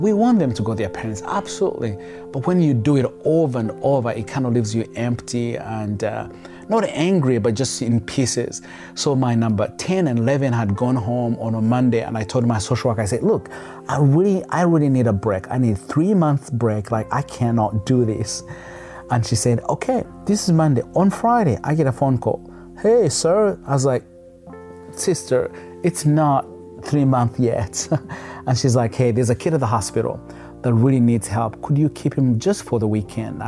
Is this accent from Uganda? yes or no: yes; Kampala, Uganda; moved away as an adult; now in United States; kids on the streets of Kampala, but he didn't walk away, but he wanted to do something. And he happened to help one, and that one happened to be me